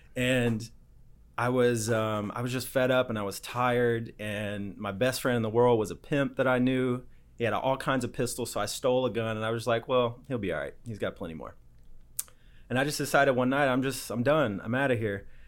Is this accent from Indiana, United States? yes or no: yes; Indiana, United States; I grew up in Indiana, uh, in the Midwest.